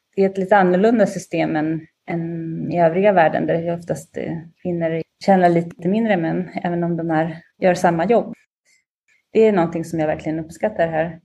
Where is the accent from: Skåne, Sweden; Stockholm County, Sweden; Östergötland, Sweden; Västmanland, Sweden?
Östergötland, Sweden; Linköping; moved away as an adult; now in Rome, Italy; jag är uppvuxen i Linköping